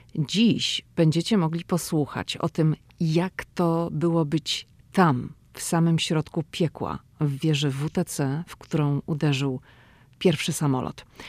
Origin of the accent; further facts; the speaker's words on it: Szczecin, West Pomeranian Voivodeship, Poland; moved away as an adult; now in Washington, United States; dziewczyna ze Szczecina, która wylądowała w Waszyngtonie.